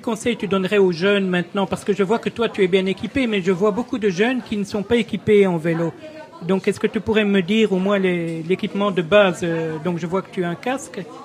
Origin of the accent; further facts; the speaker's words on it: Ardennes, Wallonia, Belgium; moved away; je suis né en Ardennes, mais je venais à la Laken régulièrement avec ma grande tante